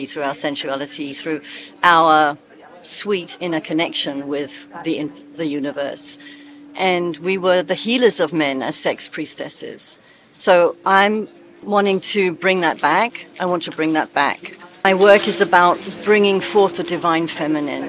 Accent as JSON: {"language": "English", "country": "United Kingdom", "also_born_or_lived": "South Africa / America", "moved": "yes", "lives_now": "Oregon, United States", "said": "You can hear from my accent, I'm not from America, I'm British."}